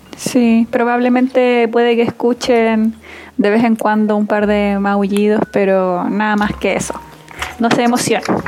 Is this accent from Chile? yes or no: yes; Antofagasta, Chile; now in Santiago, Chile; yo soy de Antofagasta, pero ahora estoy viviendo en Santiago